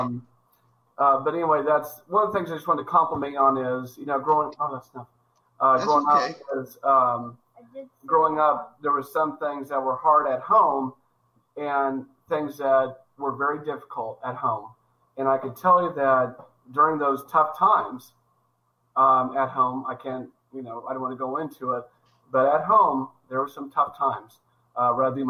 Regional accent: Kansas City, United States; moved away as an adult; now in Arizona, United States; I live in Arizona now, but I came from originally from Kansas City.

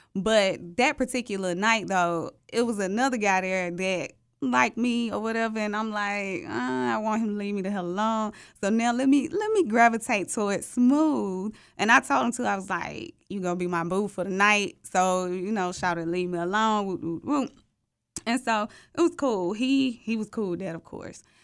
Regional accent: Atlanta, Georgia, United States; I'm thirty-two years old and I'm from Atlanta, the real Atlanta

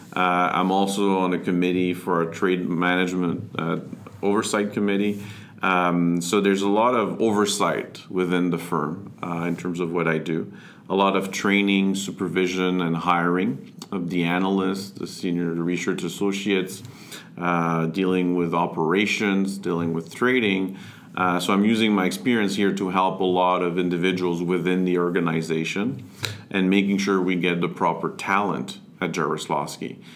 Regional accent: Montreal, Quebec, Canada; I'm originally from Montreal. Uh, grew up here, went to school in French uh, in Montreal.

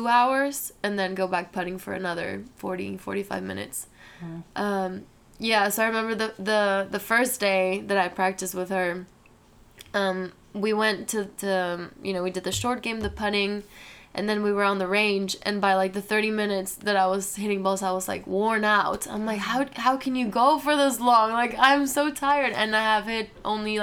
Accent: Guadalajara, Jalisco, Mexico; moved away; I'm from Guadalajara, and I play in the Guadalajara Country Club, which is one of the biggest back home

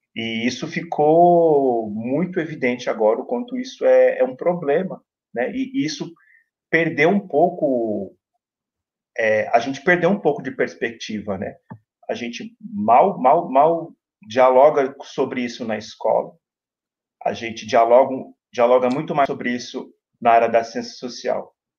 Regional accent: São Paulo, Brazil; escola do bairro onde eu cresci, onde eu moro, onde eu me formei é, como cidadão, onde eu me formo, onde eu ainda aprendo muito como cidadão, que é a Coab Raposo

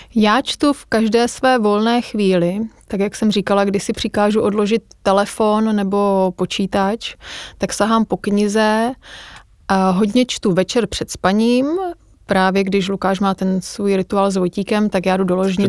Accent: Olomouc, Olomouc Region, Czechia; moved away; já jsem z Olomouce a tam máme fakt jako krásnou

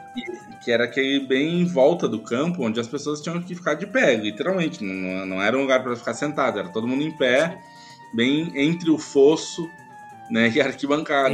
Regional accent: Porto Alegre, Rio Grande do Sul, Brazil; now in São Paulo, Brazil; nasci em Porto Alegre, cresci indo ao Beira Rio, mas há muitos anos moro em São Paulo

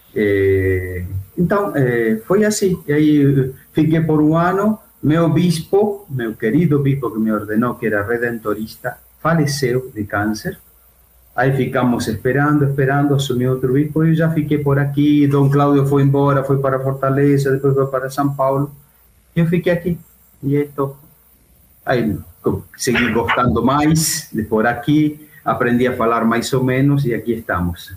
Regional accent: Argentina; Portuguese is a second language; now in Brazil; eu não sou de Buenos Aires, sou do interior

